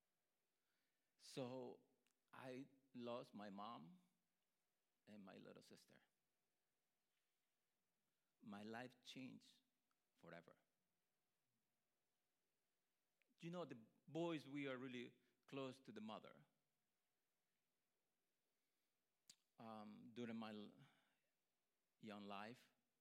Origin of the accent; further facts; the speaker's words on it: Honduras; moved away as an adult; I grew up in Honduras